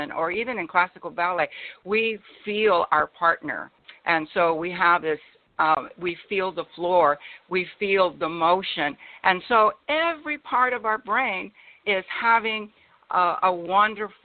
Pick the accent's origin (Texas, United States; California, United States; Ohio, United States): Texas, United States; Laredo; I was born in Laredo, Texas, and at the time it was one of the poorest cities in the United States